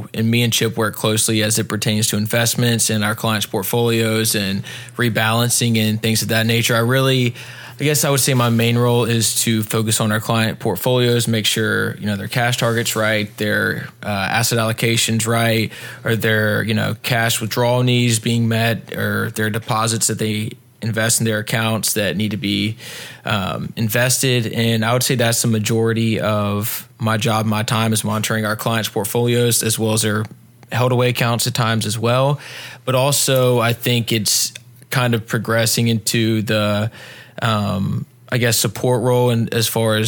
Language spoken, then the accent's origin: English; Pinehurst, North Carolina, United States; also born or lived in Wilmington, North Carolina / Raleigh, North Carolina; I grew up about an hour south of here in Pinehurst, North Carolina